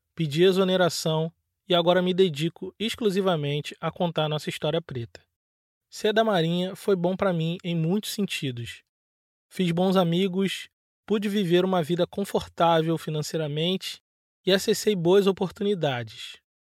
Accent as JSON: {"language": "Portuguese", "town": "Nova Iguaçu", "region": "Rio de Janeiro", "country": "Brazil", "tie": "born or raised there", "also_born_or_lived": "Joinville, Santa Catarina", "moved": "yes", "said": "Eu sou natural de Nova Iguaçu, no Rio de Janeiro, mas em meados de 2020 eu ainda estava morando em Joinville, no norte de Santa Catarina"}